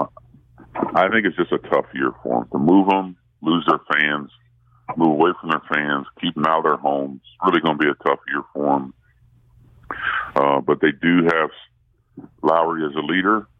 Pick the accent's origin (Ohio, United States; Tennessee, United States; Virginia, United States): Ohio, United States; I'm from Ohio